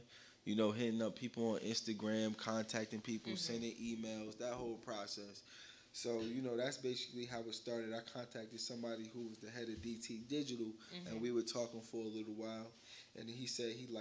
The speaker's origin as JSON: {"language": "English", "town": "Irvington", "region": "New Jersey", "country": "United States", "said": "I'm originally from Irvington, New Jersey"}